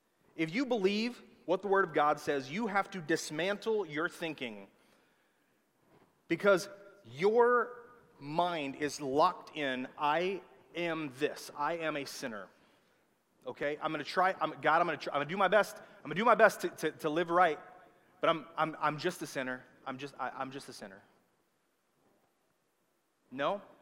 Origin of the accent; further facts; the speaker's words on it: the South, United States; accent: southern; That was my southern accent coming out.